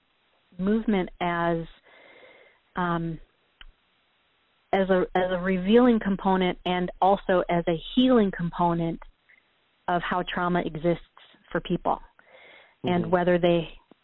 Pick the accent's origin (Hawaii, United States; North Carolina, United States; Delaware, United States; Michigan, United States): Michigan, United States; moved away as an adult; also born or lived in New York / Los Angeles / Chicago; we're both originally from Michigan